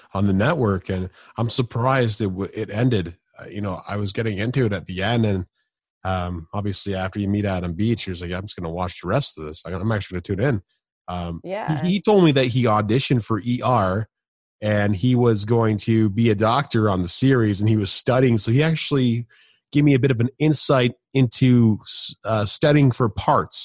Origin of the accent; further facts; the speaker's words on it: Canada; I'm Canadian, but, I'm not native